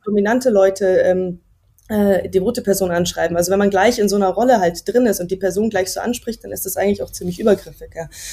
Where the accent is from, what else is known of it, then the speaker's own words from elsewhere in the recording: Munich, Bavaria, Germany; ich bin ja aus München